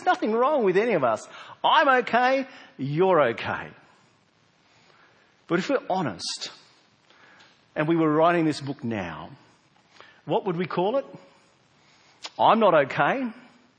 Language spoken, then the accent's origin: English; South Australia, Australia; we're South Australian, we don't have convicts here